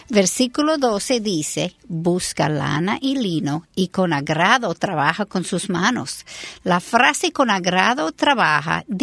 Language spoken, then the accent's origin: Spanish; United States; Spanish is a second language; Yo soy americana